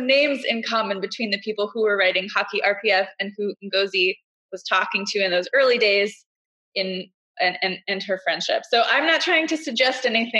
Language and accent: English; East Coast, United States; I'm from the East Coast